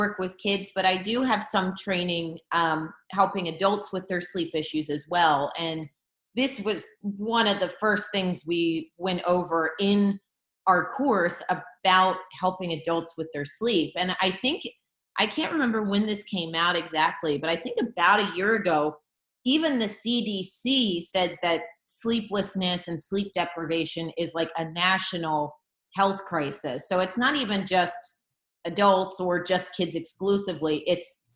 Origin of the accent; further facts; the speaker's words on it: Philadelphia, Pennsylvania, United States; I grew up in the Philadelphia area